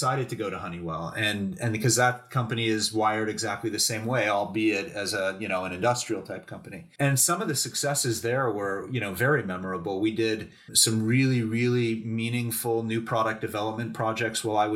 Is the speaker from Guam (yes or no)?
no; Canada; moved away as an adult; also born or lived in New York; as a Canadian guy going to New York for this big job